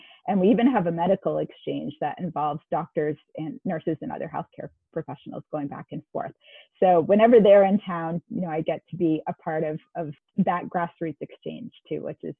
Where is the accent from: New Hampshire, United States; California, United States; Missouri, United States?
New Hampshire, United States; moved away as an adult; also born or lived in Japan; now in Georgia, United States; So I moved to Georgia, which is where I'm still located. I'm originally from New Hampshire, so it actually was quite a big move for me. I didn't know anyone here